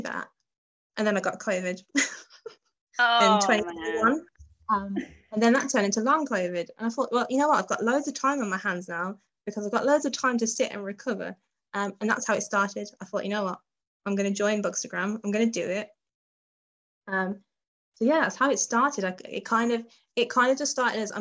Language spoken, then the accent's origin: English; Midlands, United Kingdom; moved away as an adult; also born or lived in Barnstaple; now in Exeter, United Kingdom; I'm from the Midlands originally